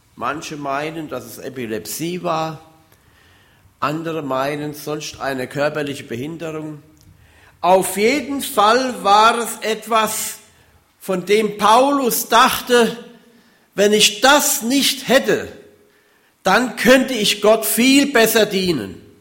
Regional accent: Hunsrück, Rhineland-Palatinate, Germany; moved away; Ich komme ja aus dem Hunsrück

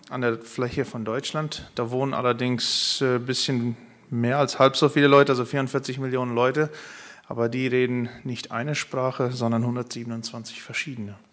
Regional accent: Paraguay; Ich komme aus Paraguay, ursprünglich auch aus einer Mennonitengemeinde, aus einer Mennonitenkolonie dort.

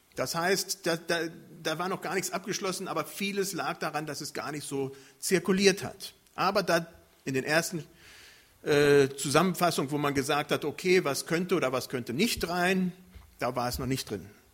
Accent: Germany; Bei uns in Deutschland

